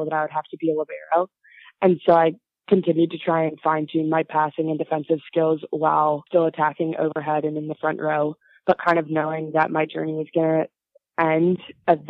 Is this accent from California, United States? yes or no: yes; Pasadena, California, United States; I grew up in Pasadena, California, which is about 50 miles outside of Los Angeles